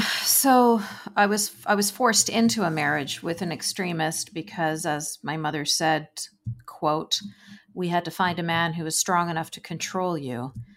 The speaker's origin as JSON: {"language": "English", "town": "Vancouver", "region": "British Columbia", "country": "Canada", "tie": "born or raised there", "said": "I grew up in Vancouver, B C"}